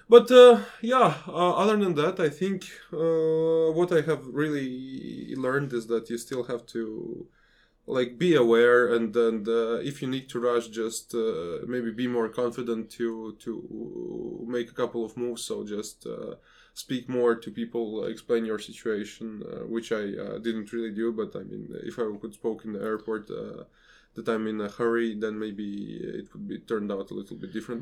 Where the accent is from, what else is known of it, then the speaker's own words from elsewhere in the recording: Riga, Latvia; my hometown of Riga